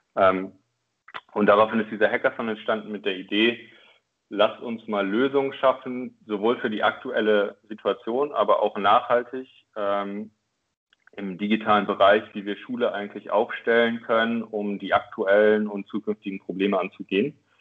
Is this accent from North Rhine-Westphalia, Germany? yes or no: no; Oldenburg, Lower Saxony, Germany; moved away as an adult; also born or lived in Berlin / Chile; now in Hamburg, Germany; ich komme tatsächlich aus Oldenburg ähm, in Norddeutschland, also in der Nähe von äh, Bremen